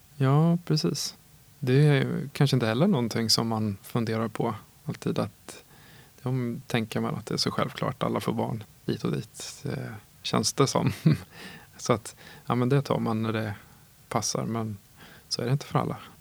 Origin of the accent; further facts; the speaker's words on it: Åtvidaberg, Östergötland, Sweden; also born or lived in Linköping; Jag är uppvuxen i Åtvidaberg och eh, född i Linköping